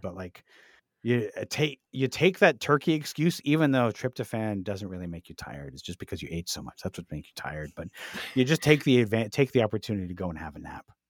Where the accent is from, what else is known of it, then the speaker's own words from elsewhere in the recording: Canada; we're Canadian, so we celebrate Boxing Day